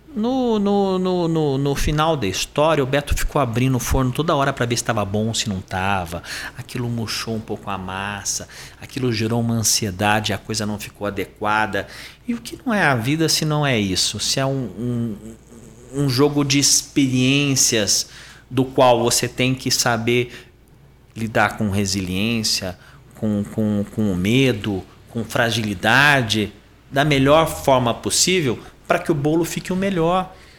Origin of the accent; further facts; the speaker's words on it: Sorocaba, São Paulo, Brazil; eu sou paulistano, nasci em São Paulo, capital, mas eu cresci em Sorocaba